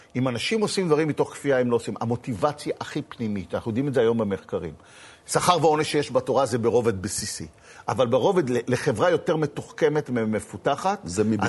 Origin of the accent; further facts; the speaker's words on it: Tel Aviv, Tel Aviv District, Israel; אני הייתי בתור ילד בתל אביב, נולדתי בשישים, אלף תשע מאות שישים בתל אביב